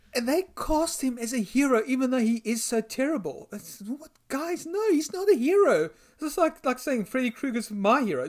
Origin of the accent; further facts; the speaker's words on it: South Africa; I'm from South Africa.